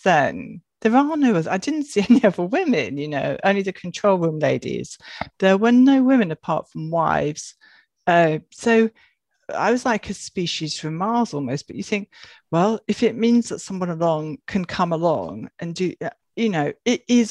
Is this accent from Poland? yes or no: no; Wales, United Kingdom; growing up in Wales, we lived in a cottage